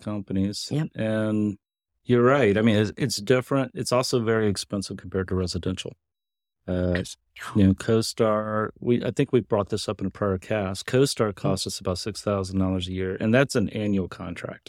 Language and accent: English; Kentucky, United States; I'm a hillbilly from Kentucky.